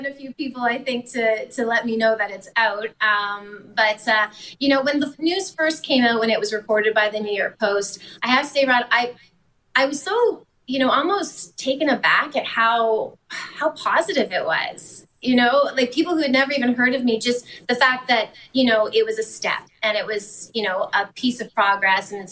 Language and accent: English; Manitoba, Canada; growing up in Manitoba